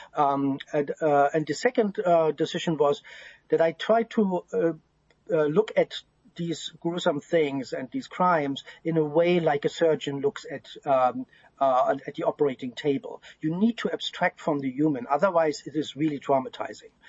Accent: East Germany, Germany; I grew up in East in communist Germany

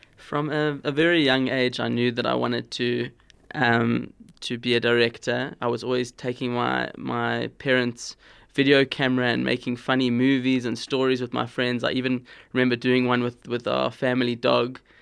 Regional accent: Cape Town, Western Cape, South Africa; I grew up in Cape Town

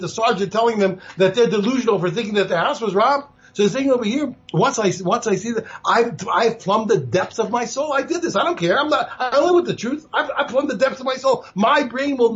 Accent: United States; moved away; also born or lived in Israel; I grew up in the United States

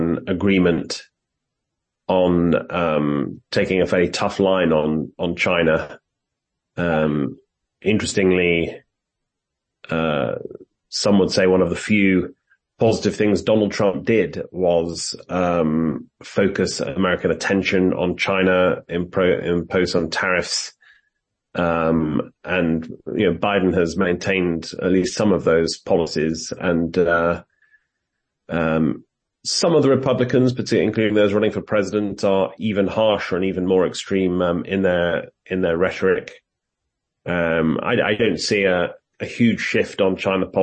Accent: United Kingdom; accent: British; moved away as an adult; also born or lived in South Africa; now in Washington, United States; as you can tell from my accent, I am British and I grew up there

